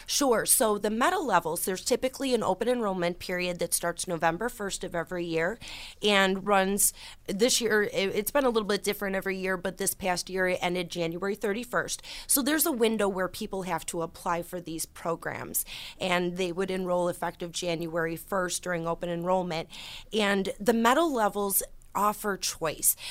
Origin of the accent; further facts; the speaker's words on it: Orleans County, New York, United States; I started 13 years ago as a representative in my hometown county, in Orleans County, a very small rural area